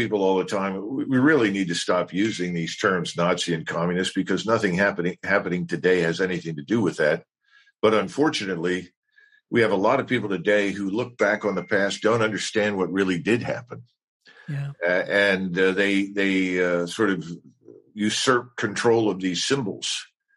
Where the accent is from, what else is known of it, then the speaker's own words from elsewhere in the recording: United States; I'm an American.